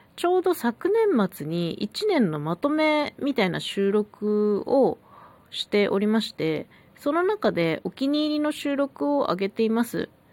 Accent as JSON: {"language": "Japanese", "region": "Hokkaido", "country": "Japan", "tie": "born or raised there", "said": "北海道生まれ、北海道育ちのさんじゅうさんさい"}